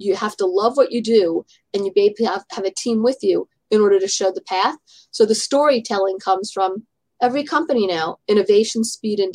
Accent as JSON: {"language": "English", "town": "New York City", "region": "New York", "country": "United States", "tie": "born or raised there", "said": "I grew up in Manhattan, and actually my family lived in the same apartment building as Ron"}